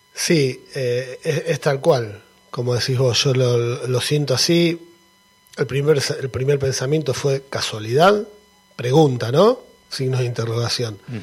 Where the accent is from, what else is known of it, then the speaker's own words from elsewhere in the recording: Argentina; moved away; soy argentino